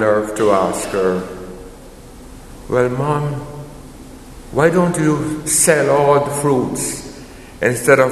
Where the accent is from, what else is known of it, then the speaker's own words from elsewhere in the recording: Jamaica; moved away; Growing up in Jamaica, my parents had land